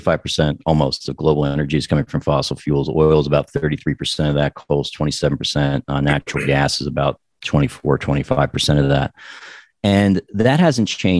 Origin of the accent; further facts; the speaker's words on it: New Jersey, United States; also born or lived in Colorado / New York City; now in Phoenix, United States; I was born in New Jersey